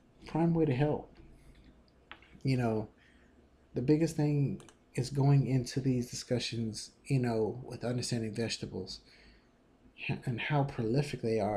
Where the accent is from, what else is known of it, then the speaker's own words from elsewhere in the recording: Texas, United States; I'm from Texas